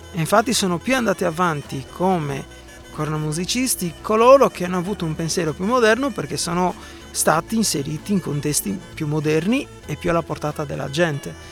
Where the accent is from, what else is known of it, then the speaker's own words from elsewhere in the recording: Sardinia, Italy; sono sardo